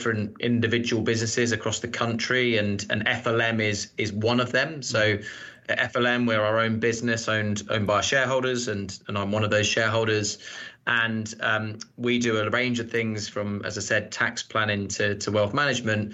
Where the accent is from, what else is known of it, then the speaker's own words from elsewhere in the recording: Surrey, South East England, United Kingdom; I grew up in Surrey, which is just outside of London